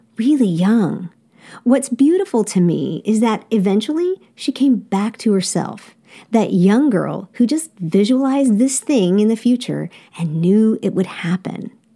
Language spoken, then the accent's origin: English; United States; I'm a dumb American